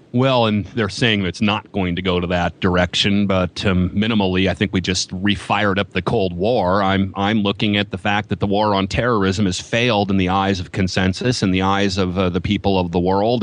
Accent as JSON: {"language": "English", "country": "United States", "said": "I'm an American"}